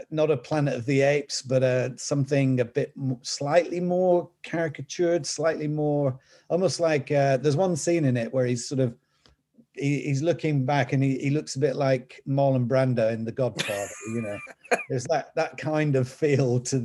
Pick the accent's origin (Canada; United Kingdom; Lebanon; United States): United Kingdom; the north of England; accent: Northern English; my Northern English accent